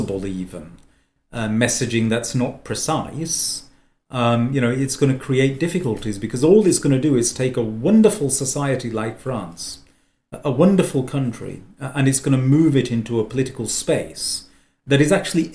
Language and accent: English; Lancashire, North West England, United Kingdom; I'm Lancastrian by birth, which makes me an Englishman